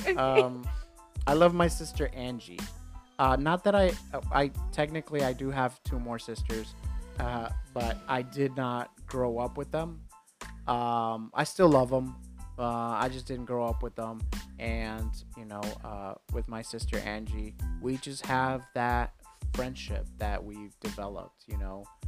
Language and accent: English; New York, United States; growing up in New York at 15